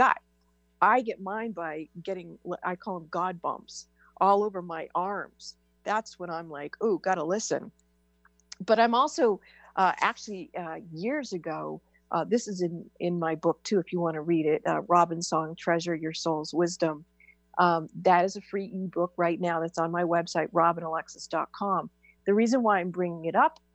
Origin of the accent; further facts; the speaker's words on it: New Hampshire, United States; I was born and raised in New Hampshire